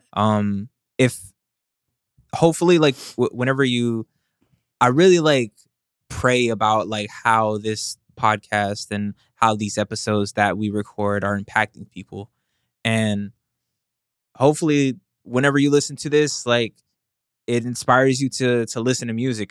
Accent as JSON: {"language": "English", "region": "the South", "country": "United States", "tie": "born or raised there", "said": "when I grew up, I'm from the South"}